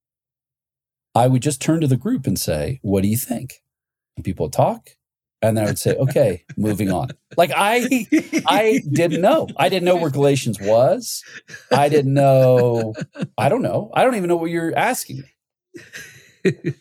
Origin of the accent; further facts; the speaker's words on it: Ohio, United States; I grew up in Ohio